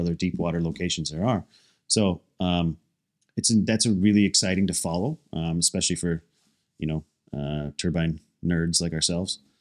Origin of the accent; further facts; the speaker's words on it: United States; as an American